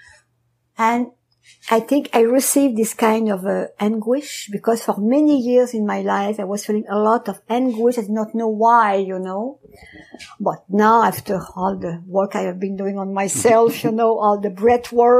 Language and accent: English; France; I was born in France during the war